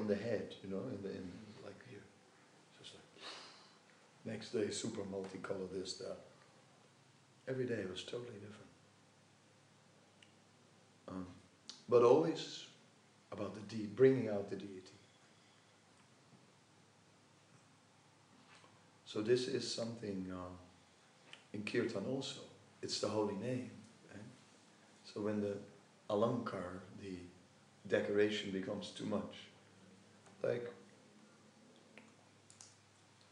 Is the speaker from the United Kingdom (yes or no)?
no; Netherlands; I'm from Holland